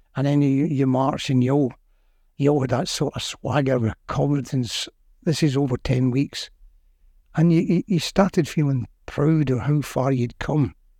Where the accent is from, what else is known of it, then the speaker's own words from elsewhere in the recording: Glasgow, Scotland, United Kingdom; also born or lived in Carntyne, Glasgow; I was born in Shelston.